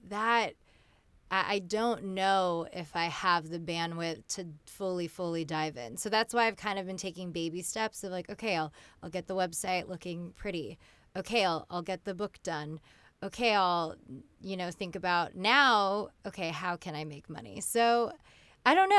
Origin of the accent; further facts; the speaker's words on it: California, United States; I grew up in California, so I consider myself, you know, I'm fully American